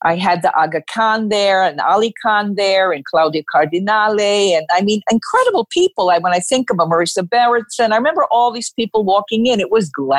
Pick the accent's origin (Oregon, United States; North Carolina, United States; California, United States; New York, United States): New York, United States; I was born in Manhattan